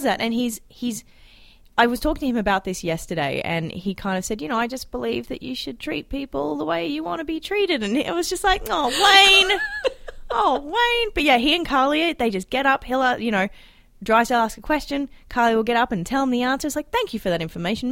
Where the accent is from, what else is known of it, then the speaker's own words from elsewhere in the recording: Australia; accent: Australian; now in Alberta, Canada; It's my accent. We say it differently in Australia